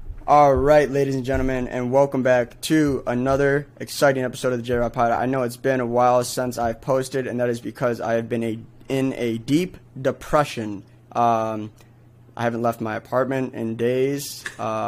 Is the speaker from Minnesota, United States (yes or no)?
no; Michigan, United States; because I'm from Michigan